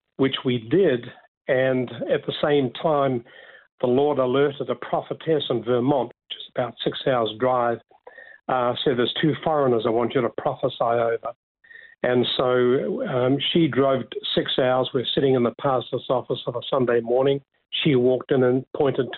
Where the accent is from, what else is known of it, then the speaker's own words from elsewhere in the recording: Dunedin, Otago, New Zealand; moved away as an adult; now in Australia; I was born in Dunedin in the South Island